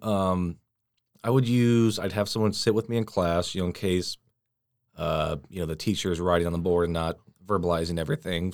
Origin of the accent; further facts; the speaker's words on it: Washington, United States; moved away; I'm, uh, from Washington State. So all my family, they're still back there